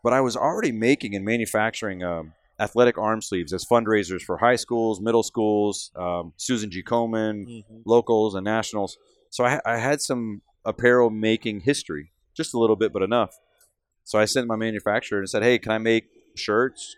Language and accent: English; Central Texas, United States; now in Michigan, United States; I'm from Central Texas. For those of you that don't know me, I'm a native Texan that's now living in Michigan